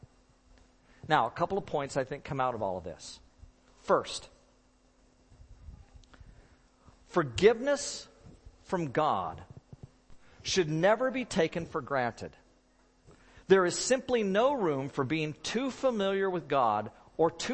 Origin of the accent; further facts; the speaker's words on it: Oregon, United States; moved away; Robin and I grew up in Oregon.